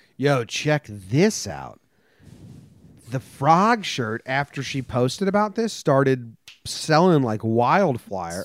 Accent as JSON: {"language": "English", "country": "United States", "said": "I'm American"}